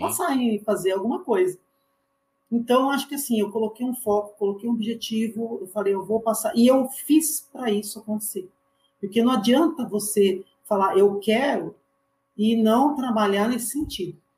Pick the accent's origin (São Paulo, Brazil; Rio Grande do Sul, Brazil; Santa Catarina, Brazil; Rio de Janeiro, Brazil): São Paulo, Brazil; Mogi das Cruzes; eu sou de Mogi